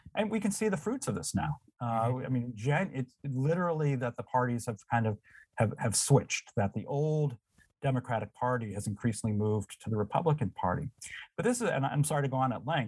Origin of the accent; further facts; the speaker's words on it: Windsor, Connecticut, United States; moved away; I grew up in a town, Windsor, Connecticut